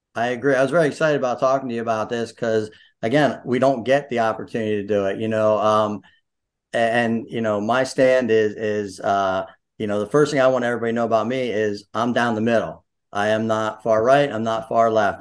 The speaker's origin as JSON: {"language": "English", "town": "Sunbury", "region": "Pennsylvania", "country": "United States", "tie": "born or raised there", "lives_now": "Snydertown, United States", "said": "although I grew up in Sunbury, went to Shikalimi, you know, hung out there, I am in Snyder Town"}